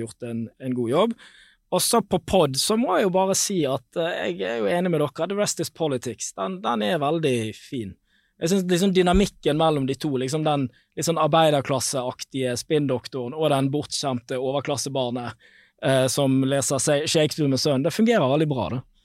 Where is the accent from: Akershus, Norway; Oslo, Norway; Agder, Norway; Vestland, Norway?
Vestland, Norway; Bergen; Jeg er jo bergenser